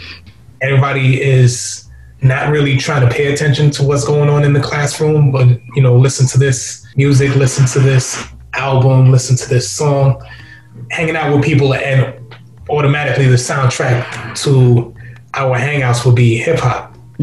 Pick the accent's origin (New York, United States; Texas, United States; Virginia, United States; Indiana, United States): New York, United States; New York City; also born or lived in England / Guyana (ancestry); Growing up in Queens, my brothers